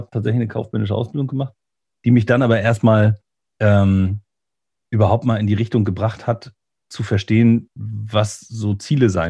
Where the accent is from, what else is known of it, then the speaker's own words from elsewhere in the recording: Lübeck, Schleswig-Holstein, Germany; moved away as an adult; also born or lived in Bremen; an der Trave auch geboren, hier in, in Lübeck. Da war ich zwischendurch mal weg und bin dann wieder zurückgekommen.